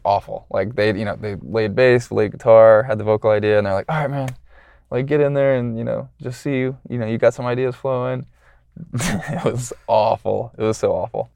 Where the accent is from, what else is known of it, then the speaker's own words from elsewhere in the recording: Atlanta, Georgia, United States; I'm from Atlanta